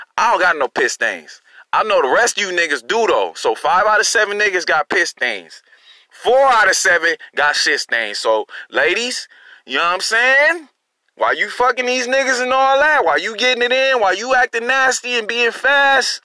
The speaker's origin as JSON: {"language": "English", "town": "Long Beach", "region": "California", "country": "United States", "moved": "yes", "lives_now": "Durham, United States", "said": "I'm from California. I'm from Long Beach, by the way. You know, shout out to Long Beach. I'm from the East."}